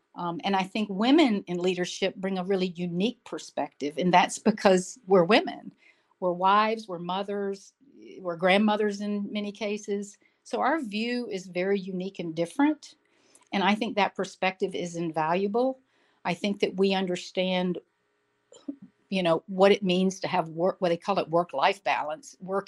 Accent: Jackson, Mississippi, United States; moved away as an adult; also born or lived in Vicksburg / Memphis; now in Miami, United States; actually born in the heart of the South in Vicksburg, Mississippi, grew up in Jackson. I still call that my hometown.

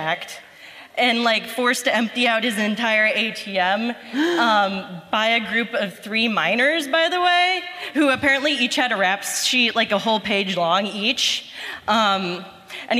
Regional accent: Cincinnati, Ohio, United States; moved away as an adult; now in Columbus, United States; I'm from Cincinnati, born and raised.

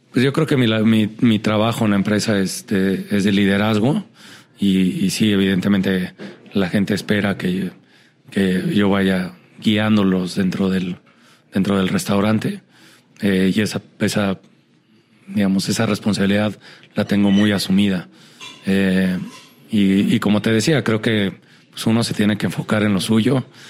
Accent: Mexico; me siento un mexicano bastante normal

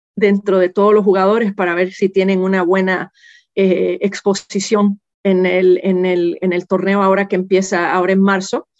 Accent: Puerto Rico; yo nací y me crié en Puerto Rico

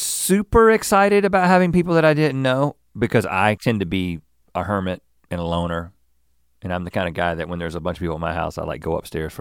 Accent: United States; I'm an American, yes.

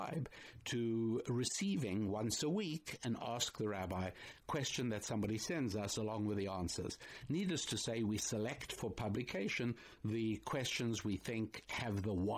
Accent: United States; me, as an American

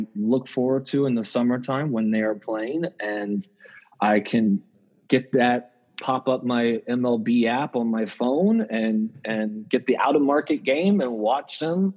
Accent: Tampa, Florida, United States; growing up in Tampa

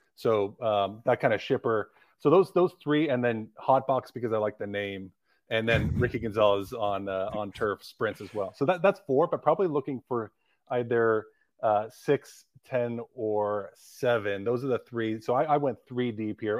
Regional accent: Livermore, California, United States; I'm, I'm from Livermore, California, which is right next to Pleasanton

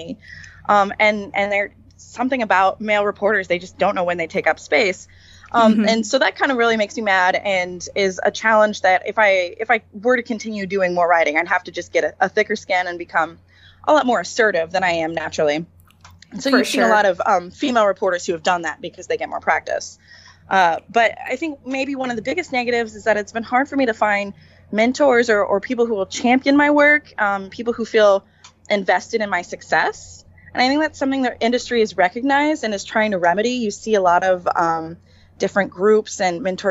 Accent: Lawrence, Kansas, United States; I grew up in Lawrence, which is a college town

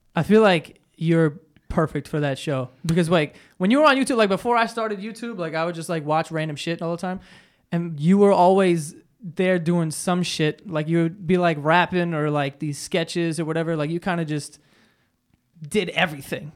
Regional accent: New York, United States; I'm such a New Yorker

